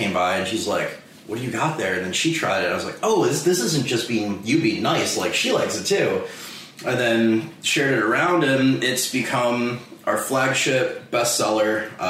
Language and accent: English; Chicago, Illinois, United States; growing up in Chicago